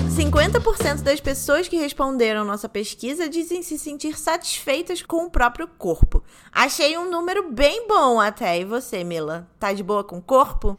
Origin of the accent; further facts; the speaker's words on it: Rio de Janeiro, Brazil; accent: carioca; moved away; meu sotaque carioca voltando.